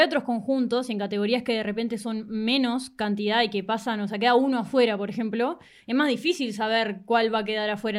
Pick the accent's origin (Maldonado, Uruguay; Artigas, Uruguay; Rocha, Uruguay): Rocha, Uruguay; La Paloma; Yo crecí en La Paloma, en Rocha